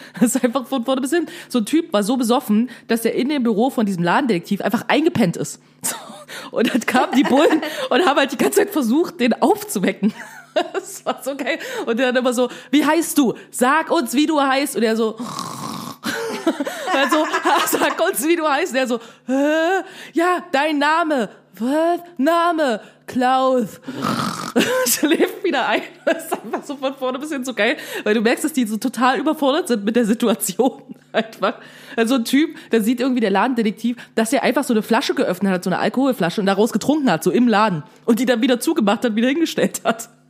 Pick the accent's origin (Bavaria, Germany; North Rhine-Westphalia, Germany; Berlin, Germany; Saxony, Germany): Saxony, Germany; aus Sachsen, ich weiß ja, wo Plauen ist.